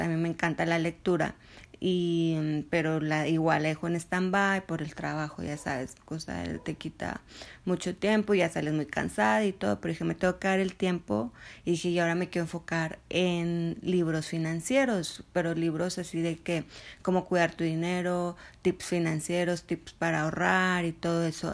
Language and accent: Spanish; Mexico